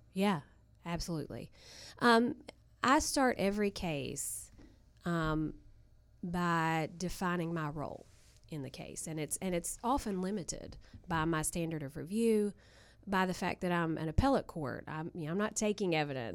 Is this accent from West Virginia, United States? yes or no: yes; Southern West Virginia, United States; I'm from Southern West Virginia